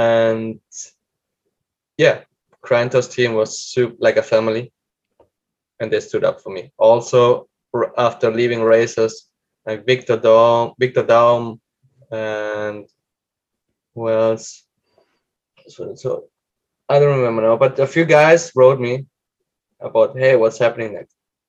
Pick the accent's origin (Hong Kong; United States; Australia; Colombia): Colombia; English is a second language; it's already hard for a South American, a Colombian.